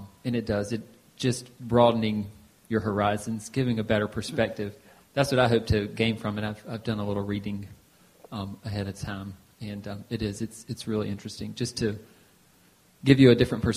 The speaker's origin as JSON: {"language": "English", "country": "United States", "tie": "born or raised there", "said": "a born and bred American"}